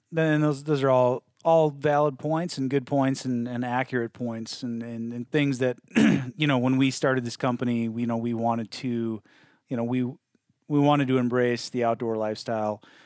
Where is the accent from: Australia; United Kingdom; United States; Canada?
United States; Midwest; now in Northwest, United States; I'm from the Midwest